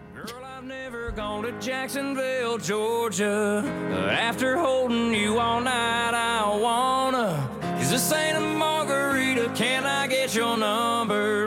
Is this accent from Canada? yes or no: yes; Canada; I'm from Canada